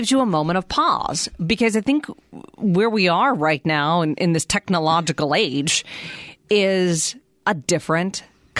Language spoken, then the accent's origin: English; Pittsburgh, Pennsylvania, United States; I'm from Pittsburgh.